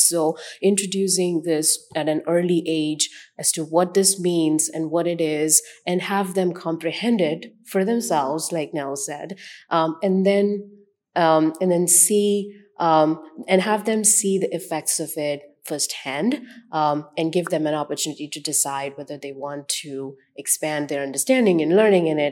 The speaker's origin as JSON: {"language": "English", "country": "India", "tie": "born or raised there", "moved": "as an adult", "lives_now": "United States", "said": "I was born in India, so I come from, um, a background of, um, large amount of cultures"}